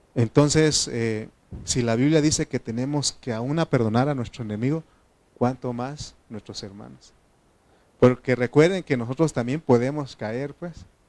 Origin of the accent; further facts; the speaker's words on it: Oaxaca, Mexico; now in State of Mexico, Mexico; soy de Oaxaca